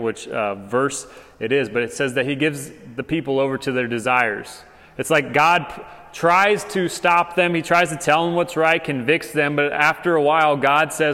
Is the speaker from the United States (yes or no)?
yes; Arizona, United States; moved away as an adult; now in Hutto, Texas, United States; Arizona, my home state